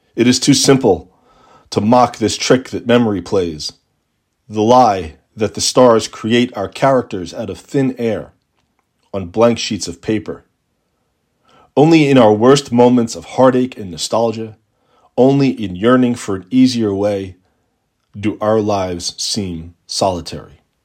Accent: Long Island, New York, United States; also born or lived in Brooklyn, New York; I'm really a Long Island kid, part of the suburban migration from New York City in the late nineteen seventies

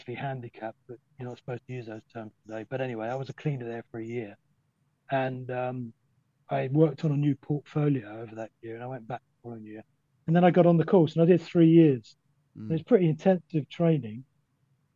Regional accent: London, United Kingdom; moved away; also born or lived in Dorset; My accent, I came from a council estate in East London

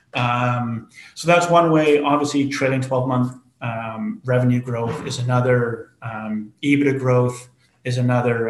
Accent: Canada; being Canadian

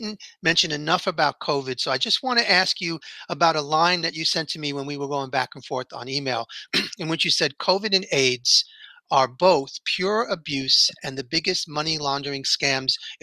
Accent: New York, United States; growing up in New York and Italian

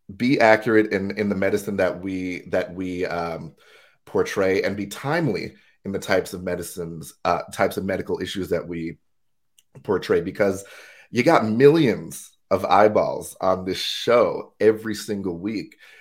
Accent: United States; moved away as an adult; now in Durham, United Kingdom; born and raised in the States

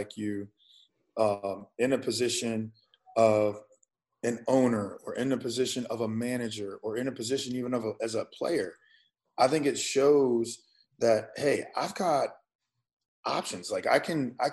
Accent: St. Louis, Missouri, United States; I grew up in St. Louis

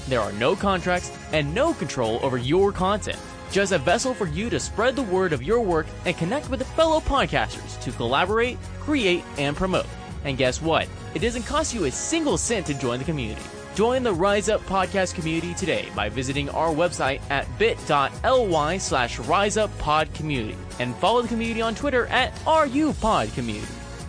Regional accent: San Antonio, Texas, United States; moved away; also born or lived in Dallas; I grew up in San Antonio

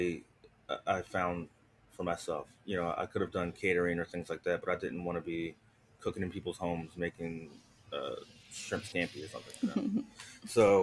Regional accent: Philadelphia, Pennsylvania, United States; I grew up in Philadelphia, Pennsylvania

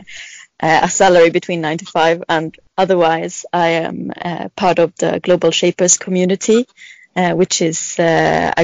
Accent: Sweden; I am from Sweden

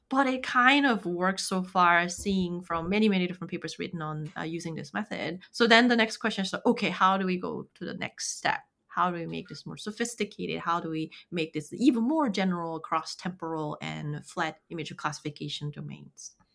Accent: South Korea; moved away; I'm from South Korea

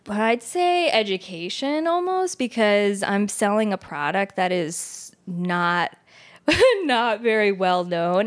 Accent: New Jersey, United States; I grew up in Jersey in kind of, I guess, a multicultural home.

